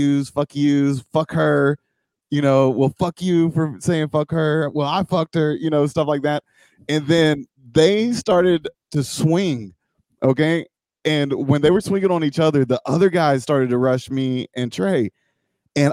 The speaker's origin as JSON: {"language": "English", "region": "Georgia", "country": "United States", "said": "I'm from Georgia"}